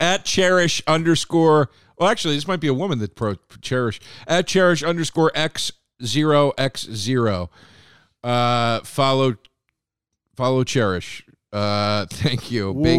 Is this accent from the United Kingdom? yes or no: yes; United Kingdom; It seems to me that bacon is far preferred by Americans, but as a Brit, I think that maybe because you haven't tasted the best sausages.